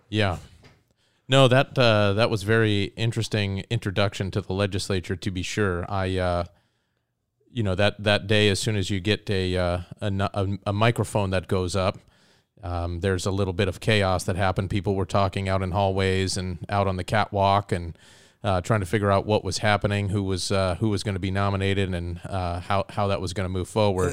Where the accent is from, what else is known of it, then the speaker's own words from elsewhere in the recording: Soldotna, Alaska, United States; also born or lived in Ohio; I grew up in the Kenai Soldotna area. I, I moved there with my family when I was nine